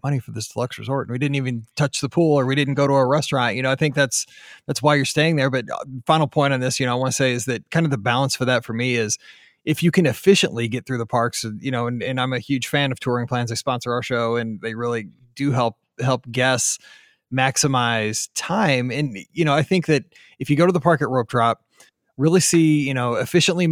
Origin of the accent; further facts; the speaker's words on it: St. Louis, Missouri, United States; we're from St. Louis